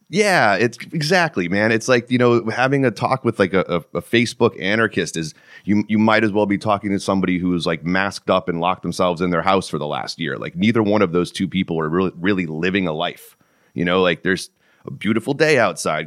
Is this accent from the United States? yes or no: yes; Connecticut, United States; moved away as an adult; also born or lived in Florida / Southern California / Oklahoma / Texas; Born and raised in Connecticut